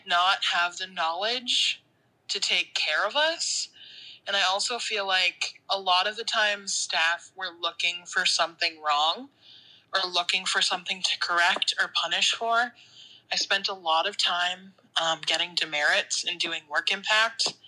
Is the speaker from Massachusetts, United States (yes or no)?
yes; Massachusetts, United States; I'm from Massachusetts